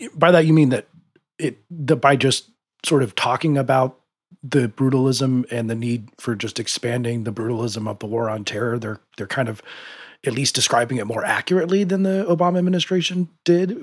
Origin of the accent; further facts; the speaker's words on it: United States; being an American